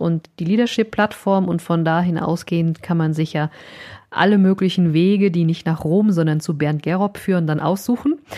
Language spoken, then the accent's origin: German; Vogelsberg, Hesse, Germany; ich bin ja so ein altes Landei, ne? ich bin aus dem Vogelsberg